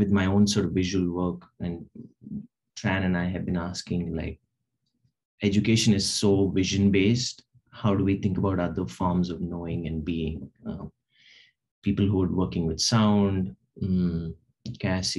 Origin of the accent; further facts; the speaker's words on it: Hyderabad, Telangana, India; moved away; Hyderabad, which is where I grew up in India